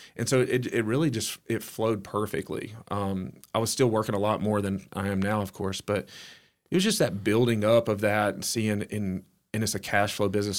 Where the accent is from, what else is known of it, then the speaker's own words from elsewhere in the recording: Oak Grove, Alabama, United States; I grew up in Oak Grove, which is, um, outside of Hueytown, Alabama, um, small town.